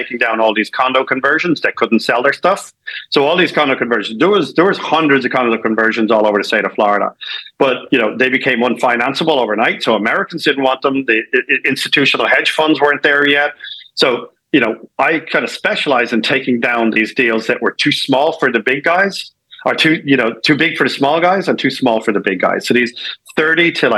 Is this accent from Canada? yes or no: no; Ireland; moved away as an adult; also born or lived in San Francisco / New York; now in United States; I'm Irish, just to get that out of the way. I'm an immigrant. I moved over here originally in 1994